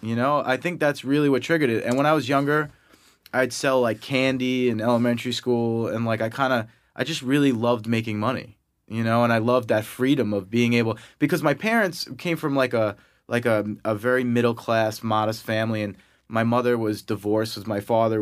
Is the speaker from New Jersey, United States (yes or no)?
no; Massapequa, New York, United States; accent: Long Island; I grew up in Long Island, you know, in New York, um, hence my Long Island accent that will come out